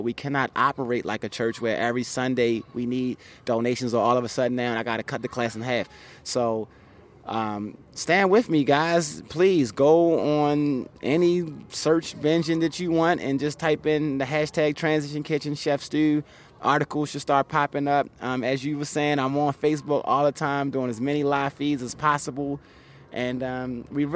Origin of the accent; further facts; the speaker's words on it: Baltimore, Maryland, United States; moved away as an adult; also born or lived in Atlanta; now in California, United States; Baltimore City, my hometown